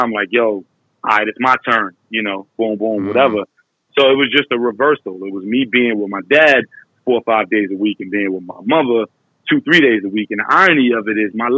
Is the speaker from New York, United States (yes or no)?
yes; New York, United States; I was 10 when I moved from Crown Heights